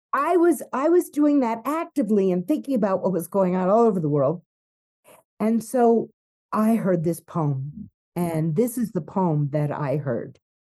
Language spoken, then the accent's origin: English; New York City, New York, United States; now in Mexico; I grew up in New York City